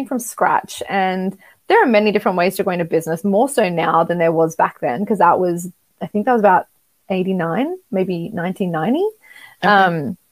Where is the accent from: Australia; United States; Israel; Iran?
Australia; I'm from Australia